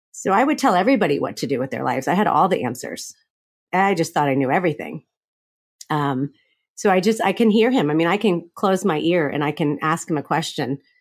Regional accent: Florida, United States; I grew up in Florida

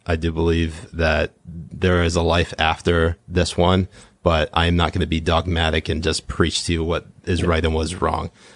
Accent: New England, United States; I grew up in New England

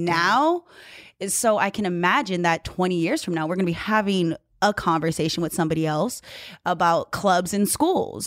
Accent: Hawaii, United States; I grew up in Hawaii

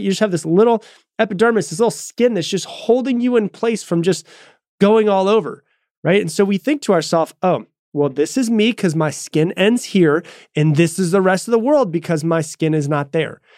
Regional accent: Florida, United States; moved away as an adult; also born or lived in Texas; I'm from Florida. I was in Texas

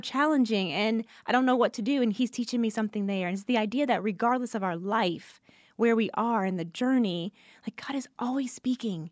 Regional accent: Atlanta, Georgia, United States; also born or lived in Louisiana; I grew up in Atlanta

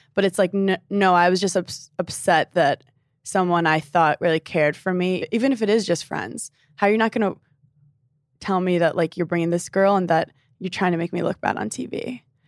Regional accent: New York City, New York, United States; I'm from Brooklyn, New York, specifically Park Slope

